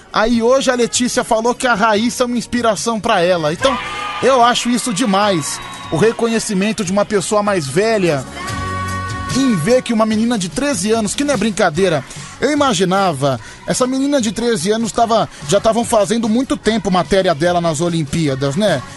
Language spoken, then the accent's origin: Portuguese; Guarujá, São Paulo, Brazil